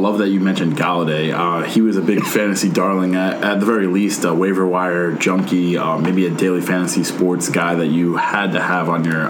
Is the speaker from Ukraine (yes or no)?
no; United States; I grew up in the New York, New Jersey area.